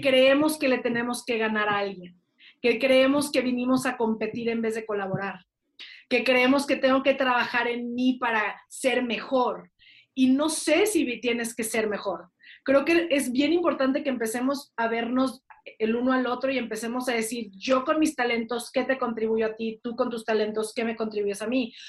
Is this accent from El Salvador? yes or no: no; Mexico